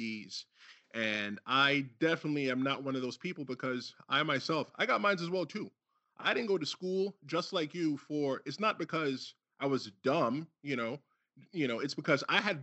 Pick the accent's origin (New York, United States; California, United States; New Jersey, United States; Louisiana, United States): New York, United States; New York City; also born or lived in Brooklyn / Bronx; I lived in Brooklyn as well, too, as a kid. And I moved to the Bronx when I was 10